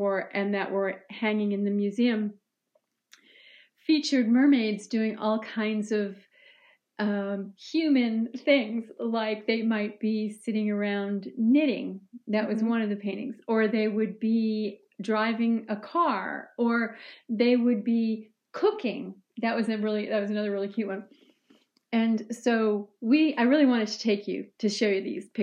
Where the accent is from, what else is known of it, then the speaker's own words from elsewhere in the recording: Cape Cod, New England, Massachusetts, United States; moved away; New England, where is my home, and where I grew up on Cape Cod